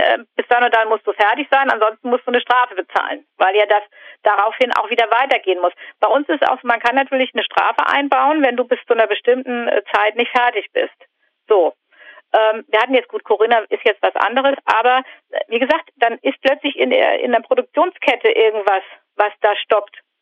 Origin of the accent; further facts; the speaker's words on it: the North, Northern Germany, Germany; ich komme aus dem Norden